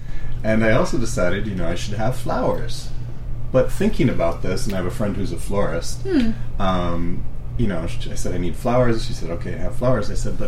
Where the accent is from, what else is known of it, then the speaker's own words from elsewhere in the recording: United States; I'm American.